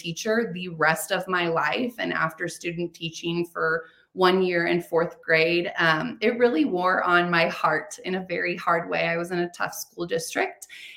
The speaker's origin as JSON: {"language": "English", "region": "Kansas", "country": "United States", "tie": "born or raised there", "moved": "as an adult", "lives_now": "Colorado, United States", "said": "I'm born and raised in Kansas. I'm a Kansas girl, Midwest girl."}